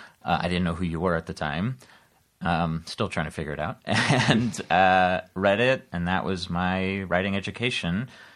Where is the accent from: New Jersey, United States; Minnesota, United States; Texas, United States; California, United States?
California, United States; San Diego; I grew up in San Diego